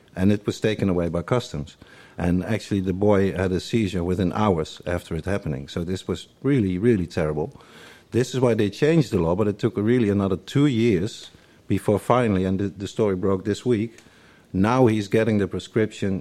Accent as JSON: {"language": "English", "town": "Eindhoven", "region": "North Brabant", "country": "Netherlands", "moved": "yes", "lives_now": "Amsterdam, Netherlands", "said": "I'm from the south, I'm from Eindhoven."}